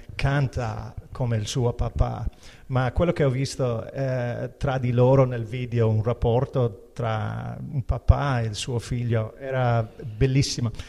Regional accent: Ireland; Italian is a second language; now in Italy; essendo un irlandese

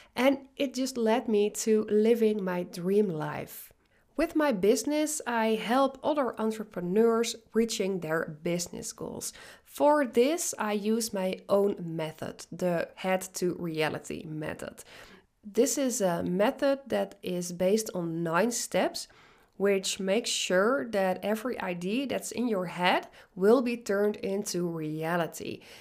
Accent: Netherlands; English is a second language; moved away as an adult; now in British Columbia, Canada; I'm Dutch, I'm originally from the Netherlands

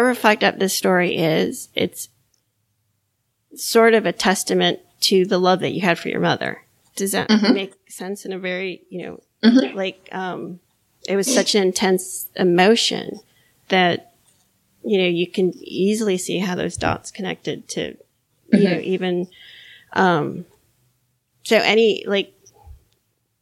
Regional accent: Miami, Florida, United States; now in North Carolina, United States; I grew up in Miami

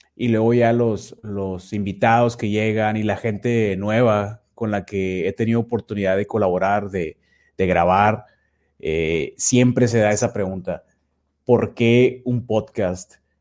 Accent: Nuevo Laredo, Tamaulipas, Mexico; also born or lived in Mexico City; yo soy precisamente de Nuevo Laredo, Tamaulipas, prácticamente toda mi vida

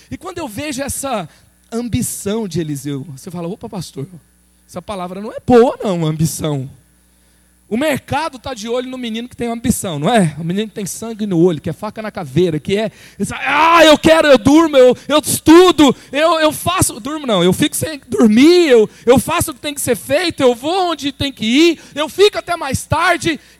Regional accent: Goiânia, Goiás, Brazil; eu vim de Goiânia, eu tenho um chamado para a juventude

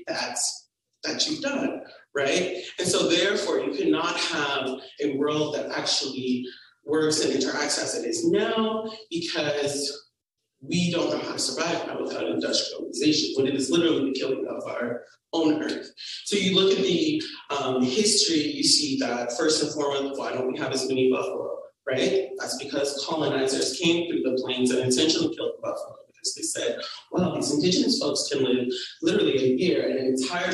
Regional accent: Atlanta, Georgia, United States; I was raised in East Atlanta, very international population as well

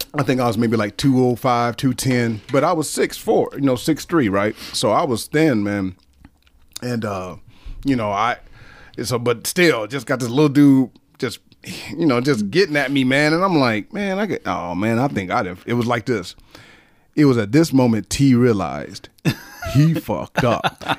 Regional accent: Detroit, Michigan, United States; moved away as an adult; now in Okinawa, Japan; I'm from Detroit, Michigan

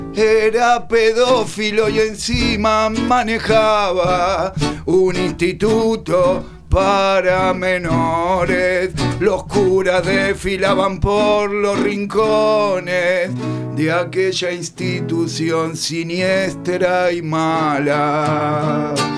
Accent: Buenos Aires, Argentina; yo nací en Saavedra, oh. a la vuelta de la casa del …

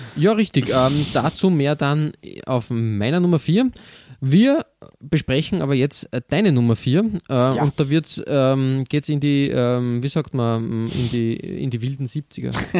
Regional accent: Austria; bei uns in Österreich

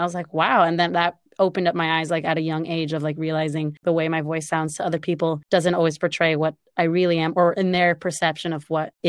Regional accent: Los Angeles, California, United States; accent: Valley girl; moved away as an adult; now in New York, United States; oh, yeah, I'm from LA. They're like, oh, I hear it. And I'm like, what does that mean? And they're like, oh, yeah, you sound like a Valley girl.

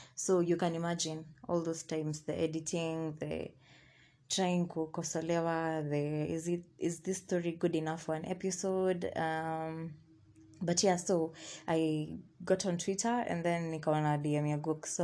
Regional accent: Thika, Kiambu County, Kenya; I was born and raised in Thika

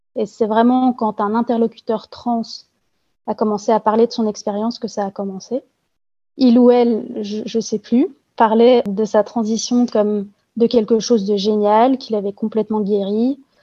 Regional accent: Belgium; also born or lived in Brussels; je suis belge, je travaille dans l'administration et j'habite à Bruxelles

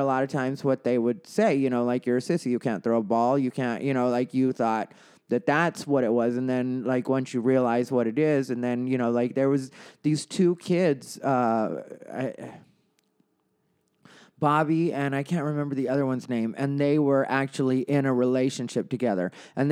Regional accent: Casa Grande, Arizona, United States; It's a town called Casa Grande

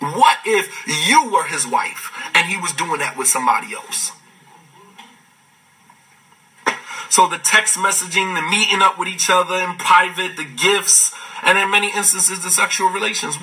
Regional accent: United States; as African American Muslims

